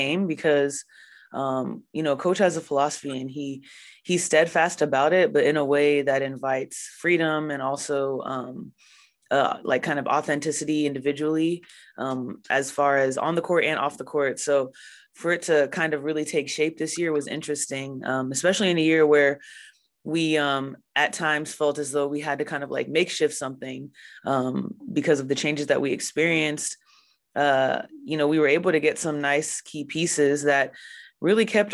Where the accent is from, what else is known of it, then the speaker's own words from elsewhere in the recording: Houston, Texas, United States; my hometown Houston